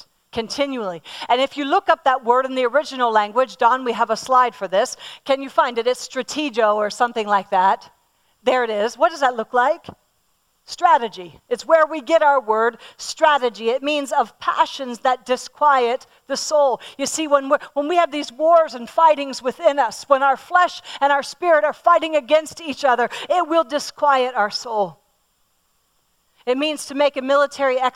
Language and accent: English; Pennsylvania, United States; I'm from Pennsylvania, and all around my home where I grew up, we have Amish